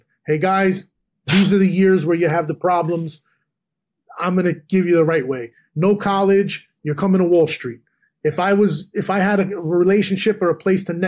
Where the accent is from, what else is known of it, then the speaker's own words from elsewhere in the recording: Edison, New Jersey, United States; also born or lived in Manhattan, New York; In New Jersey, and in Edison